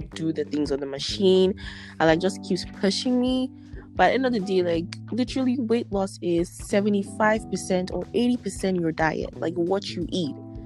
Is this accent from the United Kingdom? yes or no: no; Nigeria; now in Ottawa, Canada; coming from as a Nigerian